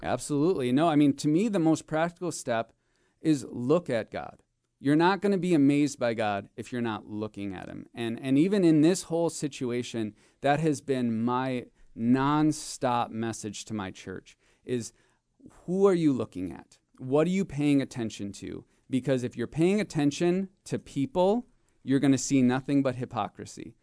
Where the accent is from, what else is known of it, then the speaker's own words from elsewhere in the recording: Marinette, Wisconsin, United States; I grew up in, in Northeast Wisconsin. I grew up in Marinette